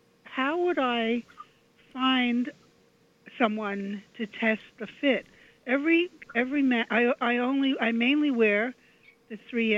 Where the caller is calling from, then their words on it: New York, United States; I'm calling from Queens.